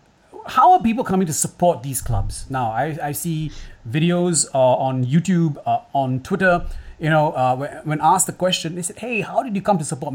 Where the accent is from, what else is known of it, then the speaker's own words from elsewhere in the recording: Singapore; I'm not English, right? I'm in Singapore. I'm Singaporean.